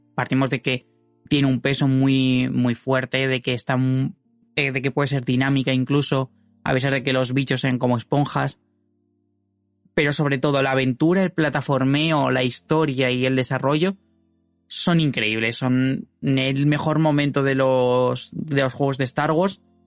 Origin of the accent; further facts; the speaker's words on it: Madrid, Community of Madrid, Spain; soy de Madrid